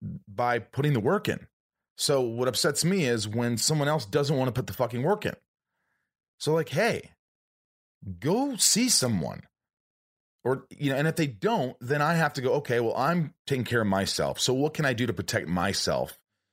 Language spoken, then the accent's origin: English; Indiana, United States; also born or lived in New York; No, I grew up in Indiana, but I was born in New York.